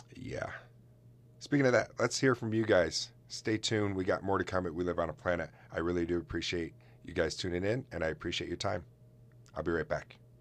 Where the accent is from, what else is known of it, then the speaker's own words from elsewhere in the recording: Oswego, New York, United States; my hometown